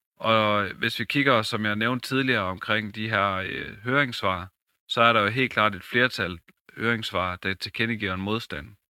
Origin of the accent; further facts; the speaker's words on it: Vrandsted, North Denmark Region, Denmark; also born or lived in Skøtrup; Jeg er født og opvokset i Brandsted og i Lykken.